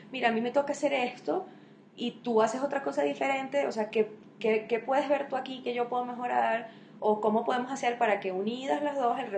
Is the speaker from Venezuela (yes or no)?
yes; Venezuela; ni sabe que yo soy de Venezuela y que no soy de Colombia